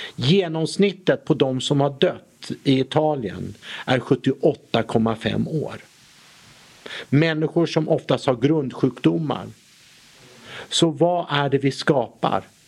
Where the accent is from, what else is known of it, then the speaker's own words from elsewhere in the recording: Sweden; Vi som svenskar